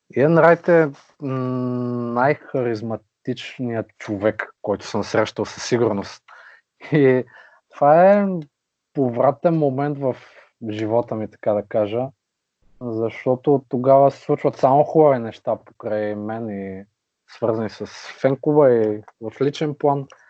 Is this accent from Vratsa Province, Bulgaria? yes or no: yes; Vratsa, Vratsa Province, Bulgaria; moved away as an adult; now in Varna, Bulgaria; На 28 години съм от град Враца, но вече около 5 години живея на морето във Варна.